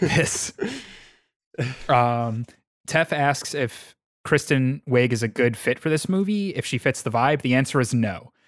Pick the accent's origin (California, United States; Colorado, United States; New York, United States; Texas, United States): New York, United States; Suffolk County, Long Island; I am from Suffolk County